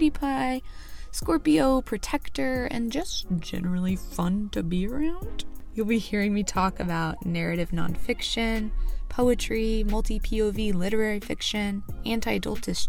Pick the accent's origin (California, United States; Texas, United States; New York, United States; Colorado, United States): Texas, United States; accent: Texas; now in Chicago, United States; will forever have a little bit of my Texas accent